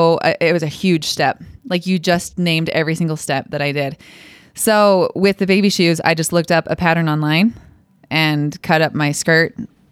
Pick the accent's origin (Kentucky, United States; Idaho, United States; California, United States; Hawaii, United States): Idaho, United States; Idaho Falls; Idaho Falls.